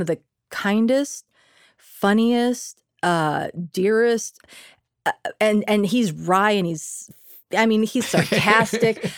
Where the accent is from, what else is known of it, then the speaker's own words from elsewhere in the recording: Bay Area, California, United States; first language Spanish; English is a second language; growing up in the Bay Area